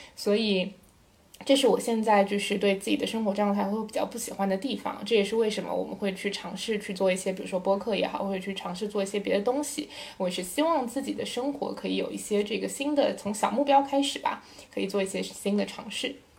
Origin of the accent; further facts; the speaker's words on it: Shanghai, China; 我是上海土著，然后复旦的本科